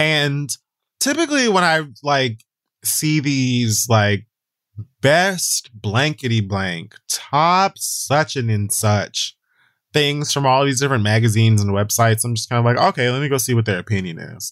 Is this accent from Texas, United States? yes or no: no; Hayward, California, United States; growing up in Hayward, California